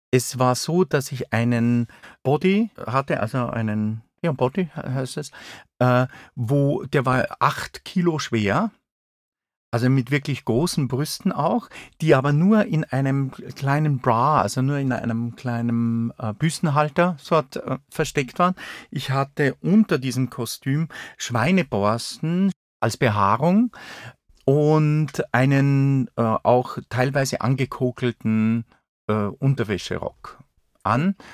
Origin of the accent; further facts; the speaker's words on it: Saalfelden, Salzburg, Austria; also born or lived in Zell am See; Äh, Zell am See ist mein Geburtsort. Aufgewachsen bin ich aber in Saalfelden. Das ist im Pinzgau. Das ist ein äh, Teil von Salzburg-Land.